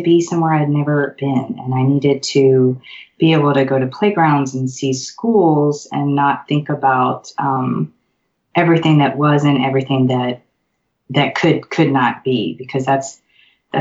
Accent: Memphis, Tennessee, United States; moved away as an adult; Memphis is it's my hometown

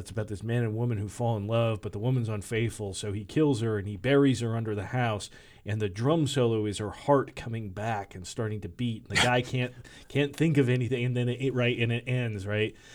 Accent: Michigan, United States; I grew up in Michigan

